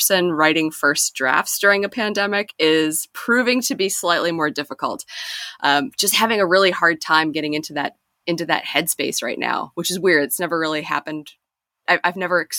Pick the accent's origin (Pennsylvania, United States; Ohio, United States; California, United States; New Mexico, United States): Pennsylvania, United States; Western; I grew up in Western Pennsylvania in a small town